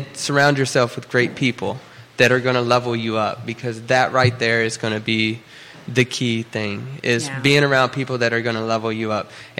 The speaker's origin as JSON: {"language": "English", "region": "Oklahoma", "country": "United States", "moved": "yes", "lives_now": "Charlottesville, United States", "said": "I'm actually from Oklahoma"}